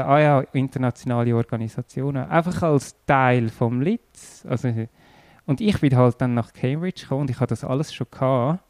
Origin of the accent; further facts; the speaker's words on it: Erlenbach, Zurich, Switzerland; also born or lived in Zollikon / San Diego; In Zürich und dann zwei Jahre in Zolliken gewohnt, zwei Jahre in San Diego und nachher in Erlenbach.